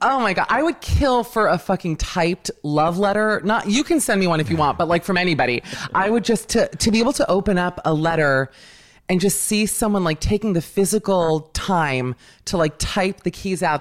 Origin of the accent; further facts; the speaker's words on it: Miami, Florida, United States; growing up in Miami